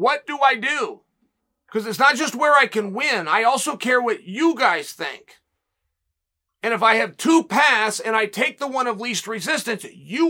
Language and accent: English; Oregon, United States; I'm from Oregon where Joe Russell is royalty.